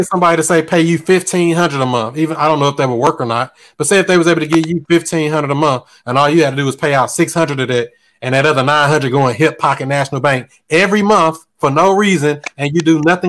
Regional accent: Bridgeport, Connecticut, United States; now in Raleigh, United States; I live in Raleigh, but I'm from Bridgeport, Connecticut.

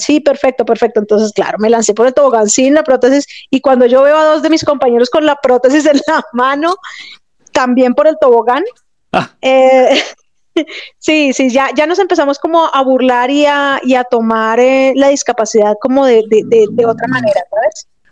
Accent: Bogotá, Colombia; yo soy de Bogotá, Colombia

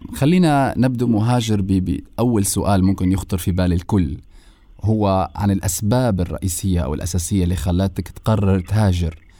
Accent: Libya; إحنا الليبيين

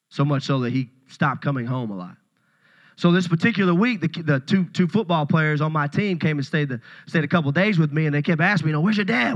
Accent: Puryear, Tennessee, United States; I'm a country boy. I, I grew up in Puryear, Tennessee

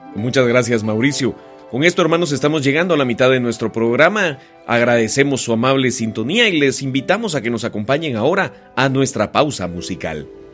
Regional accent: Guatemala; nosotros celebramos como guatemaltecos la Cuaresma y la Semana Santa

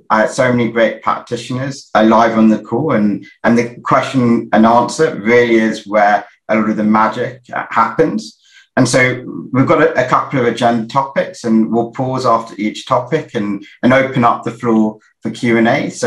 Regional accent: London, United Kingdom; similar to Kenny, I'm from I'm from South London, and so it's always uh, good to uh, to see a fellow South Londoner on on here.

